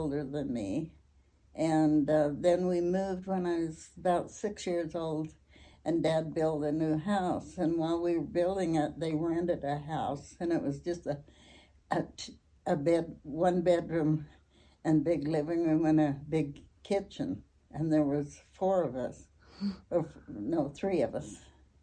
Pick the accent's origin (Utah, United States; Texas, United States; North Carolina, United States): Utah, United States; Logan; born or raised there; also born or lived in Idaho Falls, Idaho